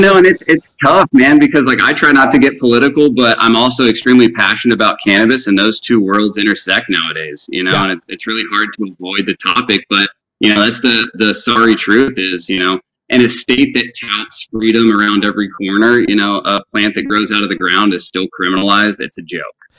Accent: Spring, Texas, United States; moved away as an adult; also born or lived in Houston, Texas / Denver, Colorado; I was born and raised in Spring.

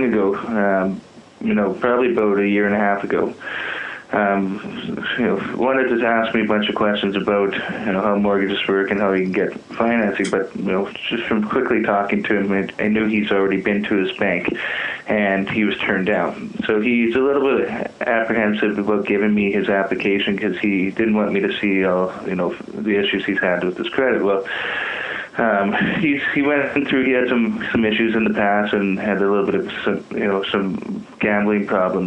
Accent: Saskatchewan, Canada; moved away as an adult; now in Calgary, Canada; I grew up in Saskatchewan and moved

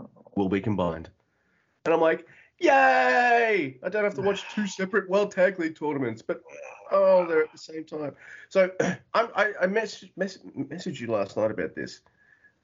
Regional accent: Melbourne, Victoria, Australia; moved away; I'm from Melbourne. Originally, I know I live out the country now

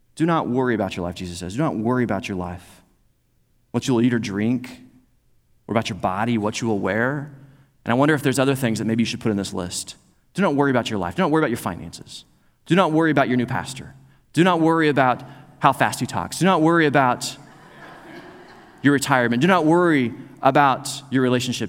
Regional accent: Joplin, Missouri, United States; moved away; also born or lived in Oklahoma; we started contacting folks back in Missouri because I was from Joplin

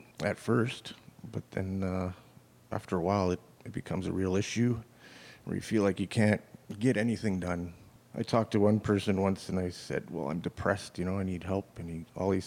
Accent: Winnipeg, Manitoba, Canada; also born or lived in New Brunswick; When I was growing up in New Brunswick, my family was religious, you know. We had to go to Sunday school. I think when my parents moved out west to Winnipeg

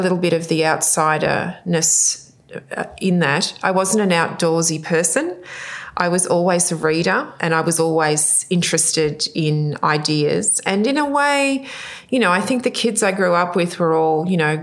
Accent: Sydney, New South Wales, Australia; also born or lived in Cooma / Norfolk Island; And then I grew up from that time in Sydney. I grew up in the Sutherland Shire

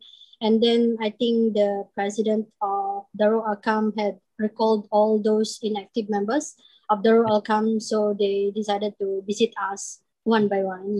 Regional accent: Philippines; moved away as an adult; now in Singapore; I'm from Philippines, and I've been living in Singapore for like 20 years

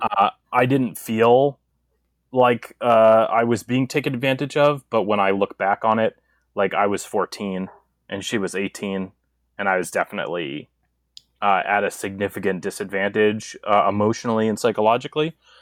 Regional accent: East Coast, United States; now in Inland Empire, California, United States; I was raised on the East Coast

